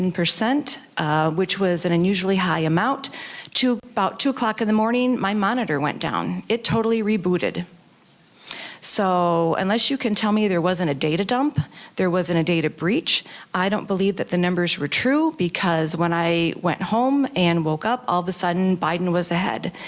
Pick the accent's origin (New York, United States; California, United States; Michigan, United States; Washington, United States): Michigan, United States; Detroit; I am from Detroit. I'm from District 6. We have some thick skins where I'm from.